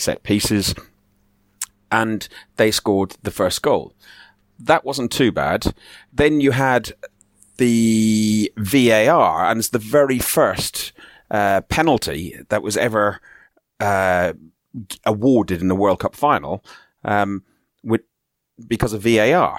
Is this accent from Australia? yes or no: no; Ireland; moved away as an adult; now in England, United Kingdom; I'm Irish